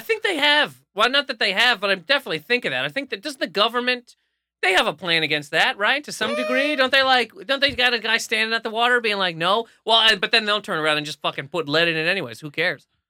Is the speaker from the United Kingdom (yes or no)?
no; New Brunswick, Canada; moved away; growing up in New Brunswick